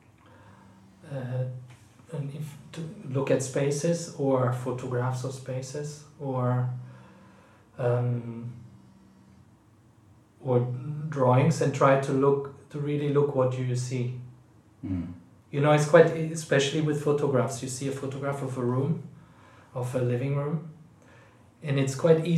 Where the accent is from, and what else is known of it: Aachen, North Rhine-Westphalia, Germany; born or raised there; moved away as an adult; now in London, United Kingdom